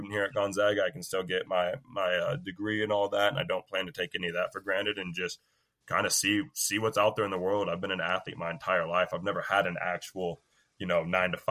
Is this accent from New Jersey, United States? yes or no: no; Battle Ground, Washington, United States; also born or lived in Vancouver, Washington; I'm from Battleground